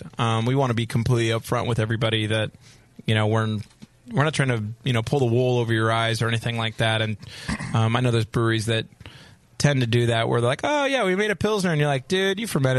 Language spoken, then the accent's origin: English; Orange County, California, United States; living in Orange County, we're from Orange County